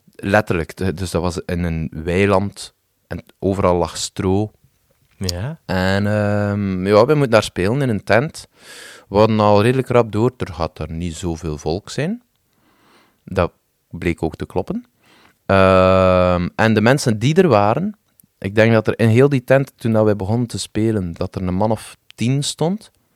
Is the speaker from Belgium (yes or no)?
yes; West Flanders, Belgium; als West-Vlaming